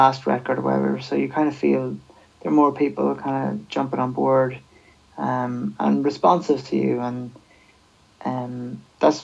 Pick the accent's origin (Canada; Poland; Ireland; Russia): Ireland; Sligo, Connacht; I'm from Sligo